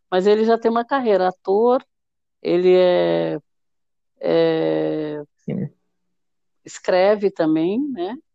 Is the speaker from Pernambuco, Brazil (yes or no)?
no; Salvador, Bahia, Brazil; eu sou de Salvador, Bahia.